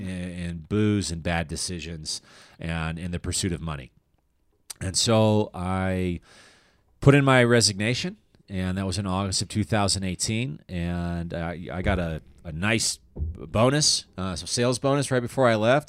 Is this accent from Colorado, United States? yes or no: yes; Littleton, Colorado, United States; moved away as an adult; also born or lived in Aurora, Colorado / Chicago; I was born in, uh, Aurora, Colorado, and I grew up in Littleton